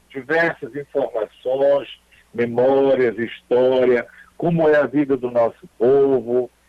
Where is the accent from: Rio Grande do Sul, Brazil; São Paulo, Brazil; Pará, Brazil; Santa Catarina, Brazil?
Pará, Brazil; Baixo Tocantins; do nosso sotaque, dialeto, linguajar, costumes, mito poética, romances, cultura popular, cozinha do povo do Paz Tocantins